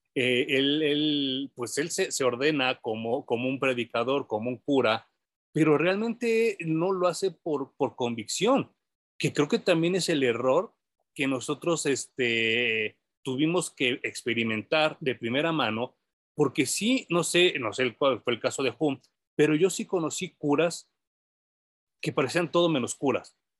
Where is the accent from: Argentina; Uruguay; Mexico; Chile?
Mexico; hay gente en México que compra los cómics y que los lee a pesar de que no el inglés no sea nuestro idioma nativo